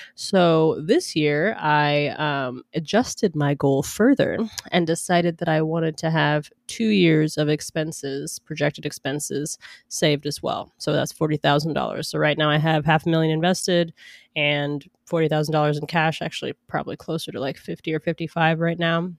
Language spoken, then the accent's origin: English; Atlanta, Georgia, United States; also born or lived in New York; now in Seattle, United States; I grew up in Atlanta